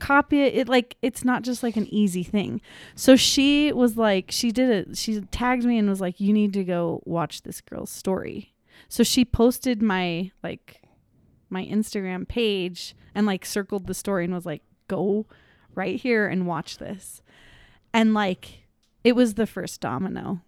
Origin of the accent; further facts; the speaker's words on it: Park City, Utah, United States; I'm from Park City, Utah.